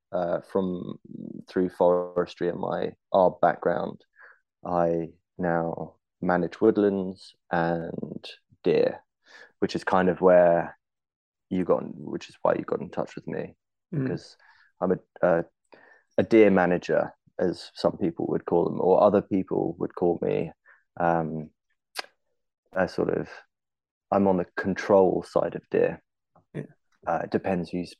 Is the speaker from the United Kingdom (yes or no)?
yes; London, United Kingdom; growing up in London